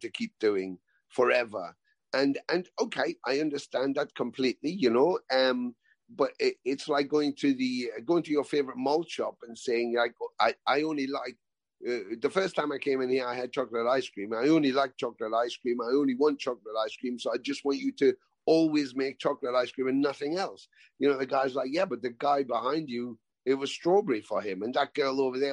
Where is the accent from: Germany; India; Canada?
Canada; growing up in Canada and me sitting in my basement watching those on TV